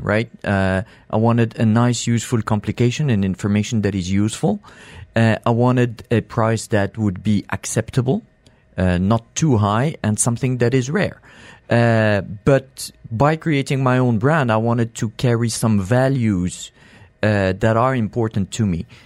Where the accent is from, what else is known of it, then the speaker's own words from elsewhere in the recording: Morocco; accent: French; now in United Arab Emirates; I'm from Morocco